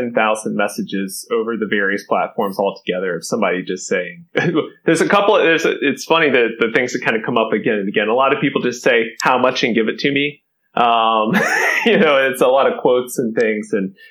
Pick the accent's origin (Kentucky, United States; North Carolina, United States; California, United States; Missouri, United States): Kentucky, United States; I'm originally from Kentucky, grew up in a small town in Kentucky